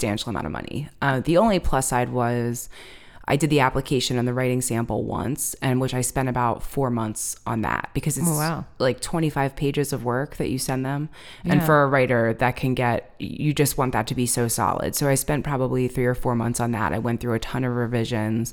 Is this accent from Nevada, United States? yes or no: no; Limerick, Pennsylvania, United States; also born or lived in State College, Pennsylvania / Boston, Massachusetts; I'm from the suburbs of Philly. I'm from Limerick